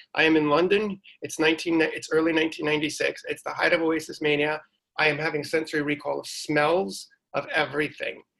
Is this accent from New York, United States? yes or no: yes; New York, United States; growing up in New York in the '80s